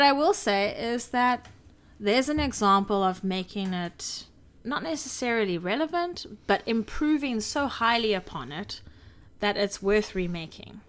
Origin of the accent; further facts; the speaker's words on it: South Africa; I'm a South African. I grew up with these animals forty minutes away from me.